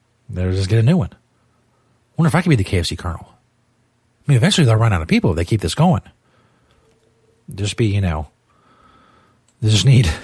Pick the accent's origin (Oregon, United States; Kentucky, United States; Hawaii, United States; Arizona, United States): Kentucky, United States; accent: Kentucky; I'm from Kentucky. I mean, I guess I have a Kentucky accent